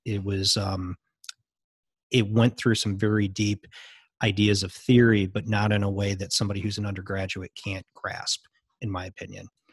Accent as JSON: {"language": "English", "country": "United States", "said": "I'm American"}